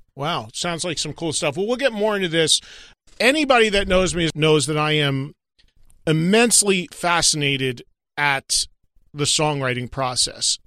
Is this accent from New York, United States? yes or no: no; New Jersey, United States; I'm from New Jersey